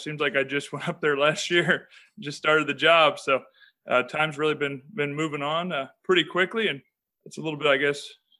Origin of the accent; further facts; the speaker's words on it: Urbana, Ohio, United States; Yeah, I grew up in Urbana. So I went to Urbana High School.